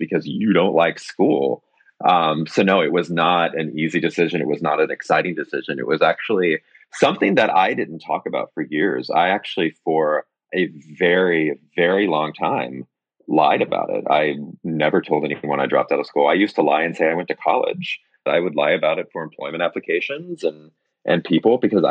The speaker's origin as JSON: {"language": "English", "town": "Springfield", "region": "Missouri", "country": "United States", "tie": "born or raised there", "moved": "yes", "said": "my hometown"}